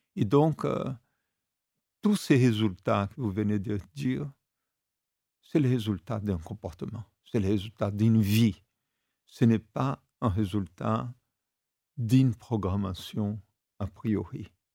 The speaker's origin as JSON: {"language": "French", "country": "Brazil", "tie": "born or raised there", "said": "quand j'étais gamin au Brésil, il y a 50-60 ans"}